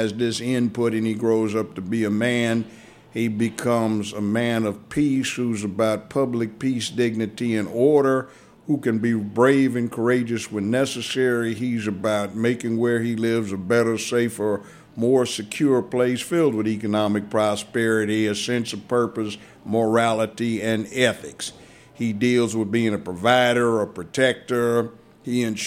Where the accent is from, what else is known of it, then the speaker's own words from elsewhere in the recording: Los Angeles, California, United States; moved away as an adult; also born or lived in Washington, D.C. / Memphis; I grew up in Los Angeles, kindergarten through law school